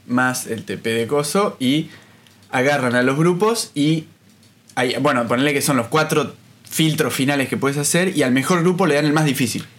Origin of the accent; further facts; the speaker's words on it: Bariloche, Río Negro, Argentina; moved away as an adult; also born or lived in Buenos Aires, Argentina; now in Paris, France; viví toda mi vida en Bariloche hasta que me fui a estudiar a Buenos Aires.